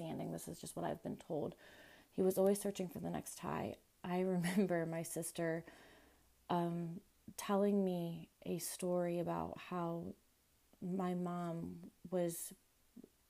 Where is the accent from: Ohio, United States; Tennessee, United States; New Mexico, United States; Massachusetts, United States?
Ohio, United States; also born or lived in Florida; I moved to Ohio from Florida. I was 3 years old.